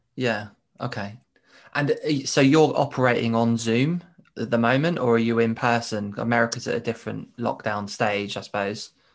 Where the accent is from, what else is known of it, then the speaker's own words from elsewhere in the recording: United Kingdom; in the U K, we're as much as British people